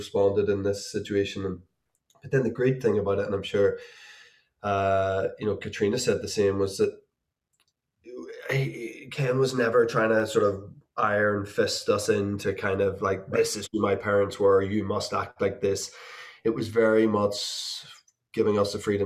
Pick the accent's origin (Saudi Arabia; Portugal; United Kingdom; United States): United Kingdom; Belfast, Northern Ireland; my hometown